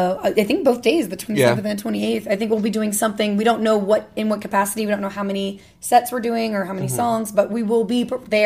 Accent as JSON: {"language": "English", "region": "Louisiana", "country": "United States", "said": "I mean, I'm from Louisiana."}